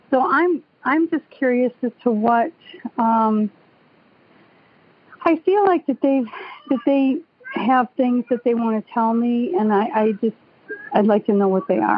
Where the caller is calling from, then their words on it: Auburn Hills, Michigan, United States; I'm calling from Auburn Hills, Michigan.